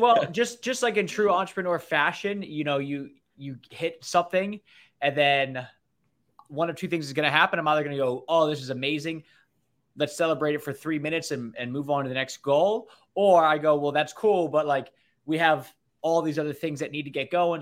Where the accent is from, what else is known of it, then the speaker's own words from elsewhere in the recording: near Annapolis, Maryland, United States; I grew up right near Annapolis.